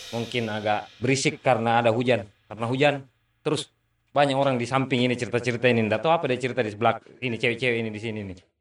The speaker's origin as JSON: {"language": "Indonesian", "town": "Makassar", "region": "South Sulawesi", "country": "Indonesia", "said": "Itu kita buktikan tuh untuk kita anak Makassar waktu akhirnya Liverpool datang ke Jakarta tahun"}